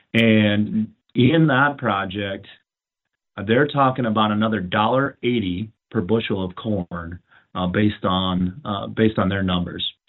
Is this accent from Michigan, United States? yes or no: no; Madison, South Dakota, United States; I come from Madison